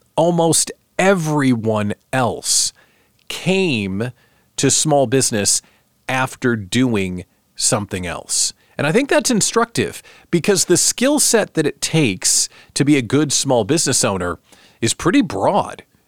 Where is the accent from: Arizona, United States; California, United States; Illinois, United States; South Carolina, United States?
Illinois, United States; outside Chicago; moved away; also born or lived in Lincoln, Nebraska; I was born outside Chicago